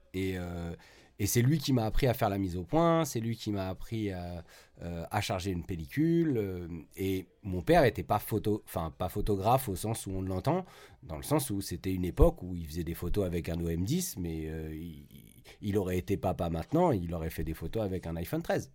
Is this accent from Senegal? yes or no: no; Paris, Île-de-France, France; now in Saint-Nazaire, France; je suis originaire de Paris mais j'habite maintenant à Saint-Nazaire